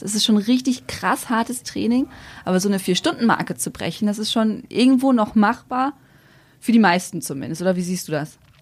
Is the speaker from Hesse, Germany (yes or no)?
no; Velen, North Rhine-Westphalia, Germany; Also ich bin ja auf dem Land aufgewachsen